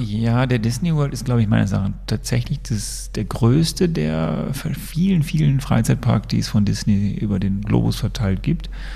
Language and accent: German; Sonsbeck, North Rhine-Westphalia, Germany; moved away; Aus meinem Heimatdorf, wo ich herkomme, Sonsbeck